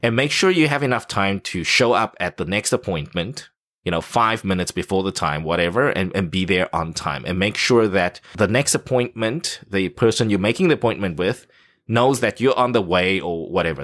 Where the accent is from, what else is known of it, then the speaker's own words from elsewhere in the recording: South Africa; now in Taipei, Taiwan; Growing up in South Africa